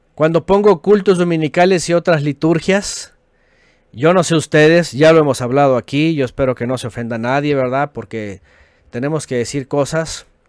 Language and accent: Spanish; Mexico; como decimos en México